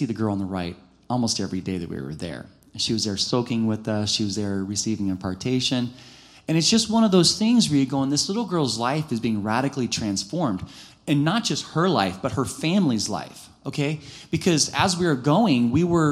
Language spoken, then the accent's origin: English; United States; being an American without the language